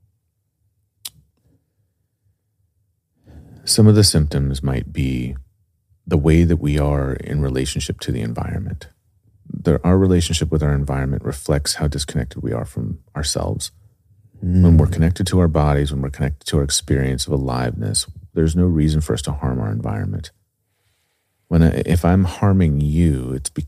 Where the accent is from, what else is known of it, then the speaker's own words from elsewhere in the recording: United States; as an American